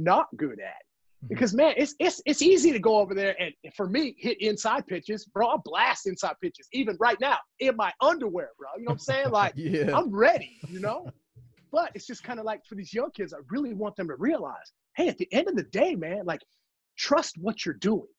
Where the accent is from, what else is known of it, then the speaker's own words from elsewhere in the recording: Parkersburg, West Virginia, United States; also born or lived in Columbus, Ohio; I ended up moving to a little town called Parkersburg, West Virginia with my grandparents at the time